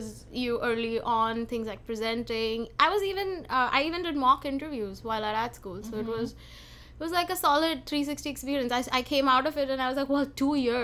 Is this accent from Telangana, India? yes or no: no; Mumbai, Maharashtra, India; moved away; growing up in Mumbai